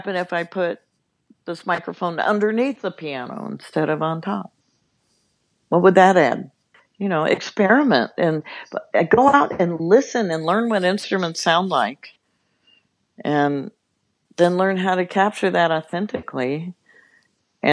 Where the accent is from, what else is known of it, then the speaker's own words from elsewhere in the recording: Los Angeles, California, United States; I grew up in Los Angeles